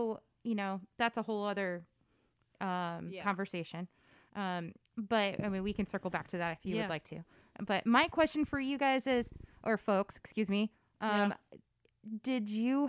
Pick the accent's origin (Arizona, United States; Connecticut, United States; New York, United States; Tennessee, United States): Connecticut, United States; I grew up, well, that's a trick question. Connecticut for the most part.